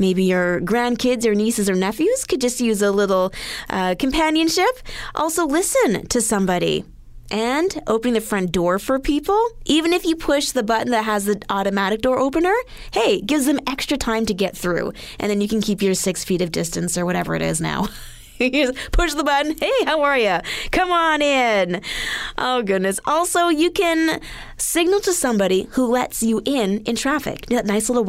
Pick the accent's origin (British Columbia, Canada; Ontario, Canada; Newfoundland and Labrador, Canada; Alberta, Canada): Alberta, Canada; moved away; back home, I'm from Alberta, we had to bag everything